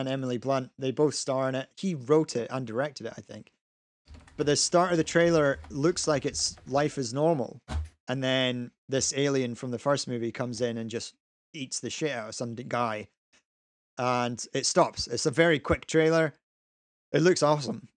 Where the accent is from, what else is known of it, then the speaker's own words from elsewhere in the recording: Scotland, United Kingdom; we're Scottish, so we never really grew up with G I. Joe